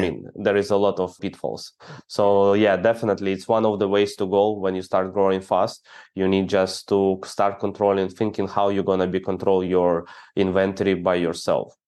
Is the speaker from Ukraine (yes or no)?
yes; Ukraine; I'm the guy from Ukraine